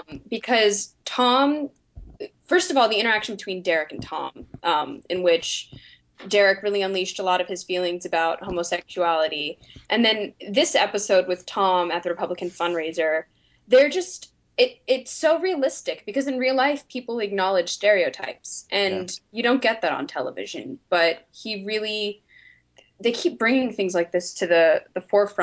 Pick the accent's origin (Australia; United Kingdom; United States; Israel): United Kingdom; England; I'm English, so I don't entirely understand the whole politics of the situation.